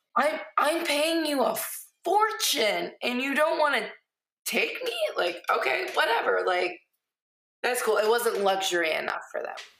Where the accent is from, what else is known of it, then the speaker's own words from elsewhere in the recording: Millington, Michigan, United States; moved away; also born or lived in Lapeer, Michigan / Onaway, Michigan; grew up, graduated from Millington.